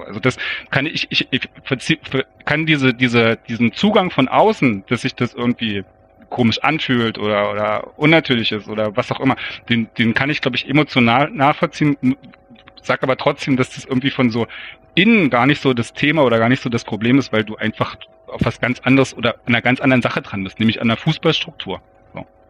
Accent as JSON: {"language": "German", "region": "East Germany", "country": "Germany", "said": "als Ostdeutscher ist man da wahrscheinlich auch so ein bisschen geprägt"}